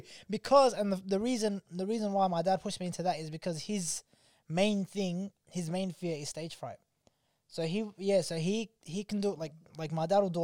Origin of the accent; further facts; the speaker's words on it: Melbourne, Victoria, Australia; I'm black from Carlton